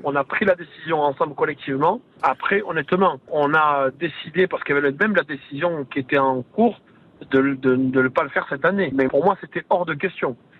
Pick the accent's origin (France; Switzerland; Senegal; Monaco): France; chez nous en France